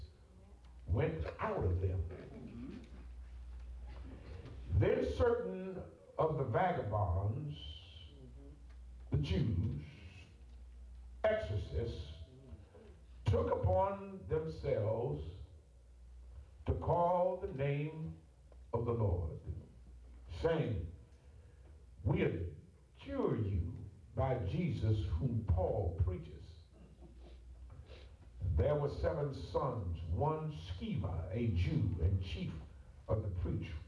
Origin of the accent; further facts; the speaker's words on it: Ohio, United States; moved away; also born or lived in Atlanta; I'm from Ohio